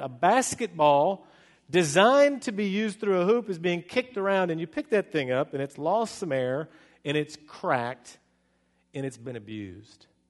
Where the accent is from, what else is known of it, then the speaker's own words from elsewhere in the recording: California, United States; moved away as an adult; now in Charlotte, United States; I'm from California